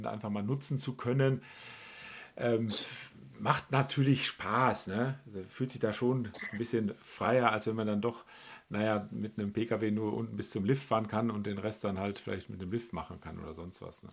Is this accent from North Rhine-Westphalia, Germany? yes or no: yes; Ennigerloh, North Rhine-Westphalia, Germany; Ennigerloh, wo ich herkomme